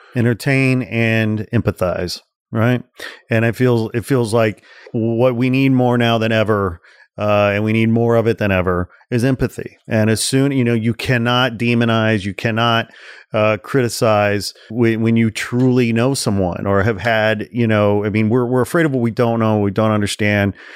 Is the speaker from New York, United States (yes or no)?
no; 40 miles outside of Chicago, Illinois, United States; I grew up 40 miles outside of Chicago